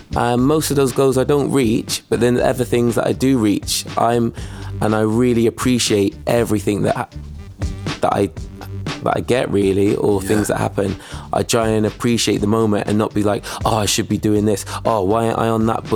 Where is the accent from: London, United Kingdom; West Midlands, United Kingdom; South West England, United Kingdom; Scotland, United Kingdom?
South West England, United Kingdom; Bristol; also born or lived in Gloucester; when we was growing up in Bristol